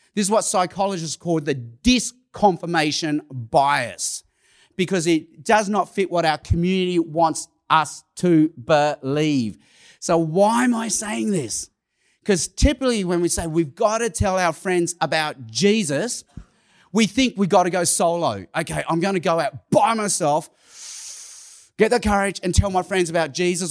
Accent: Sydney, New South Wales, Australia; first language Cantonese; English is a second language; also born or lived in Hong Kong / Chicago; I was born in Hong Kong. When I was a baby, my parents moved to Australia. I, I lived in, I've lived in Sydney, Australia almost all my life

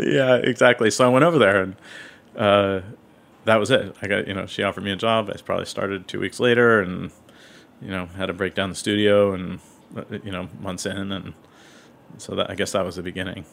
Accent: Seattle, Washington, United States; now in New York, United States; I grew up in Seattle

